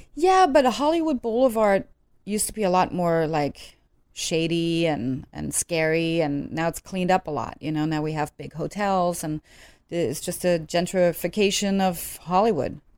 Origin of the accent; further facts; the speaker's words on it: Netherlands; moved away as an adult; also born or lived in Germany; now in Los Angeles, United States; growing up in Holland, I mean, I don't have any Dutch blood per se